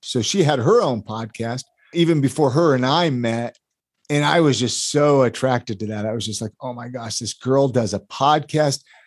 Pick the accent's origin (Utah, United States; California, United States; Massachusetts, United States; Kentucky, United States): California, United States; Ventura; I grew up in Ventura, California